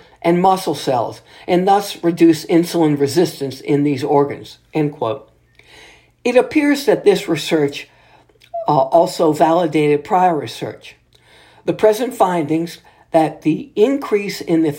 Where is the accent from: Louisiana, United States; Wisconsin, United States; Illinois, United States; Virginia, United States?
Louisiana, United States; New Orleans; here in my home state city of New Orleans